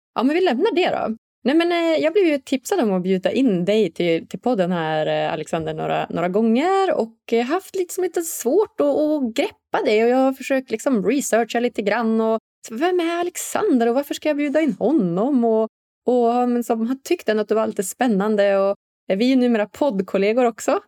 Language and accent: Swedish; Umeå, Västerbotten County, Sweden; jag är själv uppvuxen här i, i Umeå, en liksom norrländsk stad